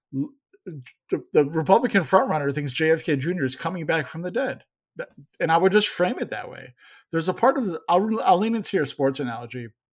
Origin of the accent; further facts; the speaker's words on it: Chicago, Illinois, United States; I grew up in Chicago